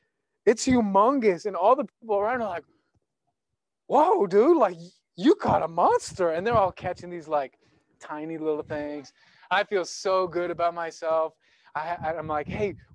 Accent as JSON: {"language": "English", "country": "United States", "tie": "born or raised there", "said": "I grew up on the Missouri River with my mom and my grandpa"}